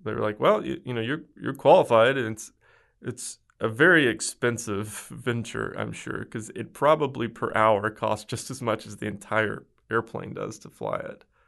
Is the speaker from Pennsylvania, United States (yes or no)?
no; West Memphis, Arkansas, United States; now in Dallas, United States; I am from a small town in rural Arkansas, right outside of Memphis, Tennessee